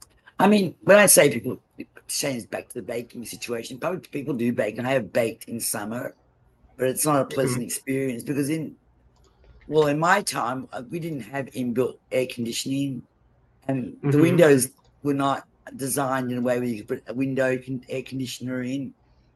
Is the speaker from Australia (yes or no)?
yes; Australia; now in United States